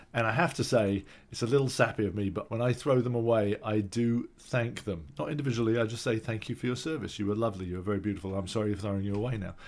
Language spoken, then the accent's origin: English; London, United Kingdom; now in Los Angeles, United States; We're two Brits who grew up in North London